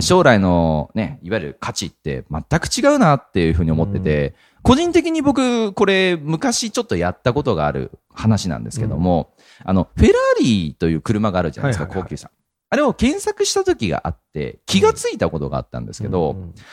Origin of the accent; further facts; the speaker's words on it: Japan; 日本に生まれて日本人として生きてて